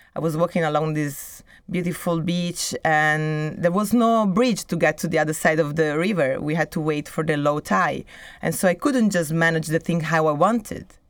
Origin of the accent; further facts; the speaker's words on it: Italy; moved away as an adult; also born or lived in Milan, Italy / Brazil; now in Barcelona, Spain; when I was living in, in Italy, in my hometown, or even in, in Milan